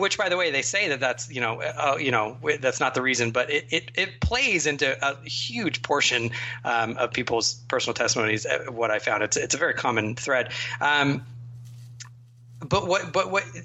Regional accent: United States; I am in many ways far too American

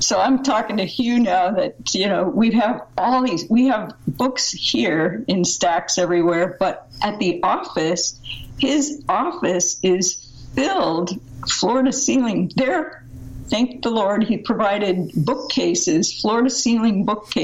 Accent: Southern California, United States; I grew up in America, in fact, in Southern California, in a total Christian cocoon

